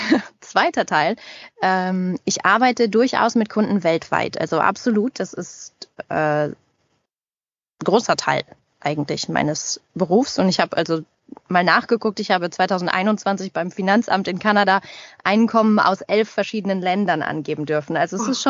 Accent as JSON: {"language": "German", "country": "Germany", "also_born_or_lived": "Paris, France / Montreal, Canada", "moved": "as an adult", "lives_now": "Toronto, Canada", "said": "als Deutsche im Ausland"}